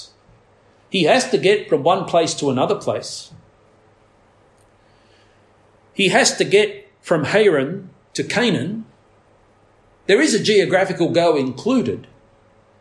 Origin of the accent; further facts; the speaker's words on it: Australia; as an Australian society